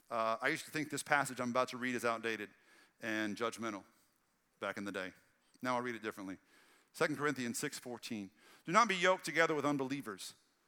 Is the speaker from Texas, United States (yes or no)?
yes; Red Lick, Texas, United States; that's what I grew up with in Red Lick, Texas. We didn't get our seafood fresh daily. You know, like it was out in the sticks, and I was country poor.